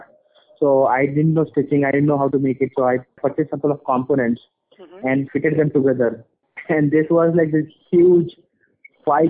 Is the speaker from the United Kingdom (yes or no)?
no; India; also born or lived in Boston; now in Hyderabad, India; being an Indian